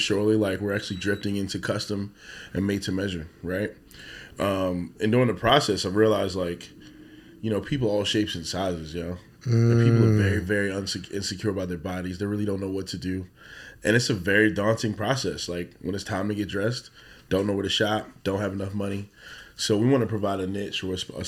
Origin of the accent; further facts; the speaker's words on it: Baltimore, Maryland, United States; Born and raised in West Baltimore